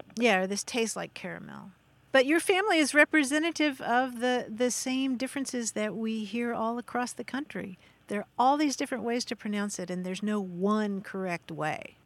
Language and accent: English; Kentucky, United States; I grew up in Kentucky